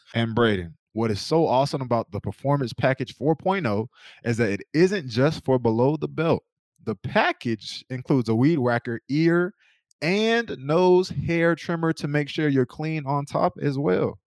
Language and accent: English; North Carolina, United States; moved away; I'm from North Carolina